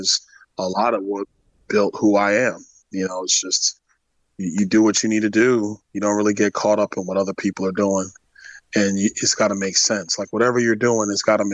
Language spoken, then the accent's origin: English; New York City, New York, United States; moved away as an adult; also born or lived in Tallahassee, Florida; now in Florida, United States; I grew up in Crown Heights